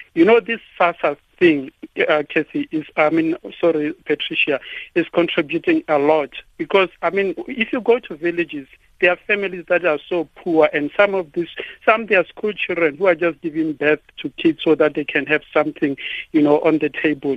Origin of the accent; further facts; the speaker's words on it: South Africa; now in Polokwane, South Africa; as South African men